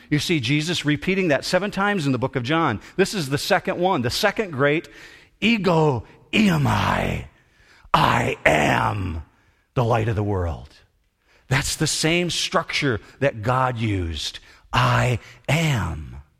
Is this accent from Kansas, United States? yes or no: no; Muskegon, Michigan, United States; I was born in Hackley Hospital in Muskegon